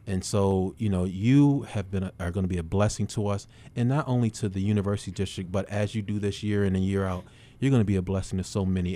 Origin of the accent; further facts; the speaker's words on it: Buffalo, New York, United States; I'm born and raised in Buffalo.